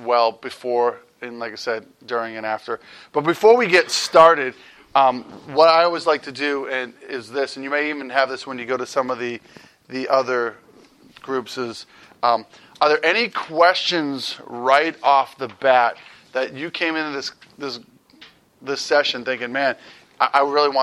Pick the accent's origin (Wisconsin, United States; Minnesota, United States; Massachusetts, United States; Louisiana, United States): Massachusetts, United States; now in Youngstown, United States; I'm originally from Massachusetts, so sometimes some weird words come out of my mouth, my accent kicks back